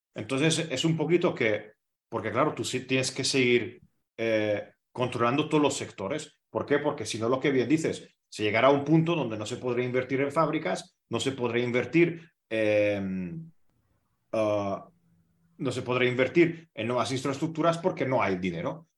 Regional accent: Hungary; en mi país

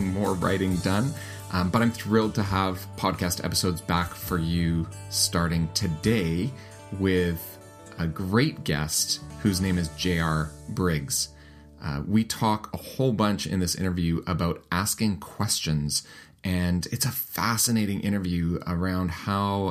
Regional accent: Canada; I'm Canadian

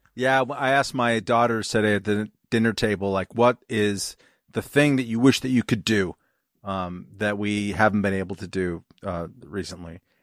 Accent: California, United States; I'm from California

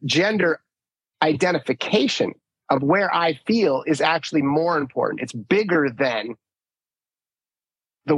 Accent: Minnesota, United States; I grew up in Minnesota

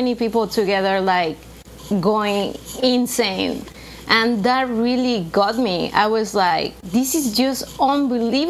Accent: Mexico City, Mexico; English is a second language; also born or lived in New York; now in United States; I am from Mexico City, born and raised there

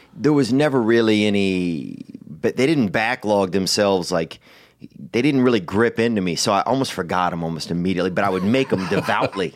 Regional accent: Louisiana, United States; growing up in Louisiana

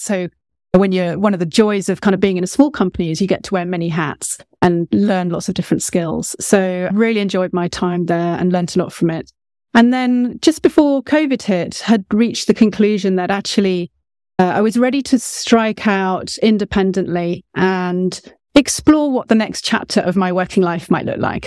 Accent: United Kingdom; About as British as they come

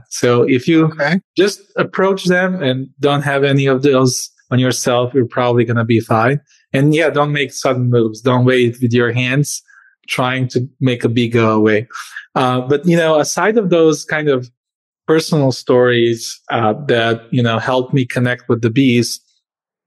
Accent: Serbia; moved away as an adult; also born or lived in Croatia / Spain / Norway; now in United States; I was born in Croatia, but I grew up and spent most of my life in Serbia.

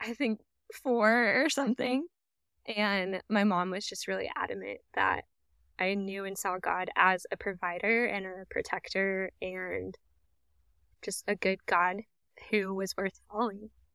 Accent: Dallas, Texas, United States; moved away as an adult; also born or lived in Norman, Oklahoma / Tulsa, Oklahoma; now in Oklahoma, United States; I was raised in the Dallas area, in a suburb on the north side of Dallas.

